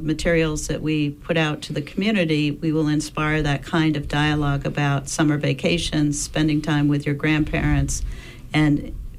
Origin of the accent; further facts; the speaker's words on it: Northeast Harbor, Maine, United States; I'm not that old. But as a child growing up in Northeast Harbor, one of the really important experiences was the storytelling program out of the high school that was then in that village.